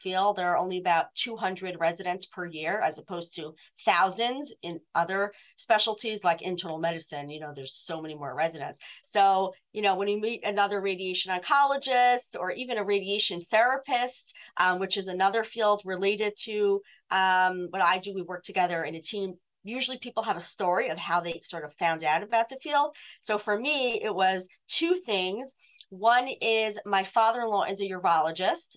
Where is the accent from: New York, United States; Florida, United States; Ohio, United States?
New York, United States; New York City; both my parents had offices in the home where I grew up in Brooklyn.